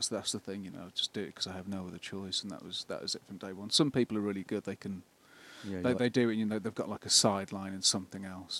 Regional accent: Birmingham, West Midlands, United Kingdom; accent: Birmingham; I'm from Birmingham.

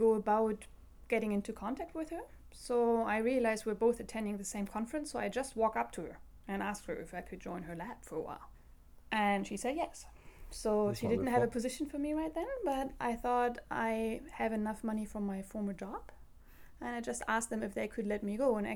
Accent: Germany; moved away as an adult; I'm from Germany.

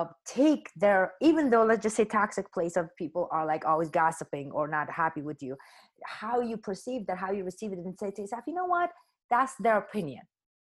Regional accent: Afghanistan; moved away as an adult; So when I came from Afghanistan to India, and I was in Bombay for about 3 months

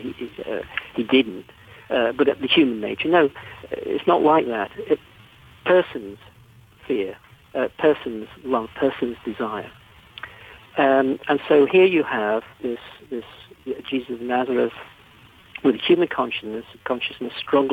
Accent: England, United Kingdom; You can tell I'm English

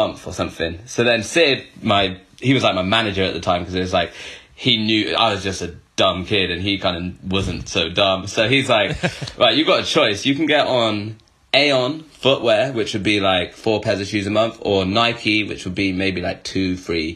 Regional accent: Bristol, South West England, United Kingdom; I'm from Bristol, and I started skating when I was 12

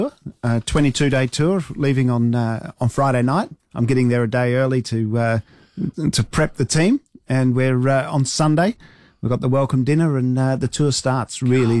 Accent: Adelaide, South Australia, Australia; So, we're both from Adelaide, so neither of us got anywhere to hide.

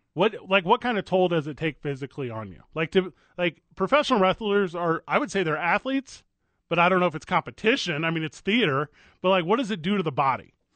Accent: Midwest, United States; moved away as an adult; now in Albuquerque, United States; where we grew up in Saint Louis, Chicago, Kansas City, most of Ohio

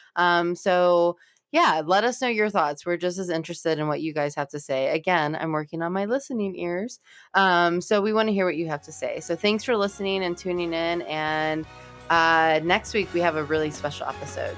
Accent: Los Angeles, California, United States; now in Cincinnati, United States; I'm from Los Angeles and I was raised in a more multicultural environment

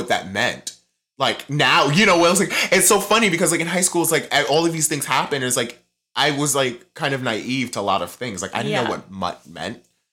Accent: New York, United States; moved away; We don't say ma'am in New York

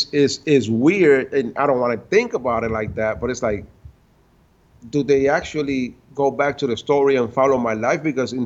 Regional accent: New York City, New York, United States; I'm from Washington Heights

